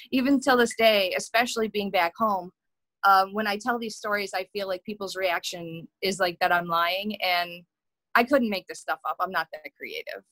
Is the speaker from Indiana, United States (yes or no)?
no; Buffalo, New York, United States; moved away; also born or lived in Los Angeles; growing up in Buffalo